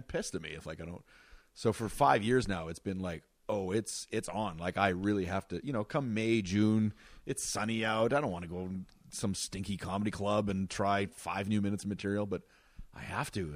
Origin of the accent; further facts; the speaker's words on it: Wawa, Ontario, Canada; moved away; for most of my life in Wawa, it was about five thousand people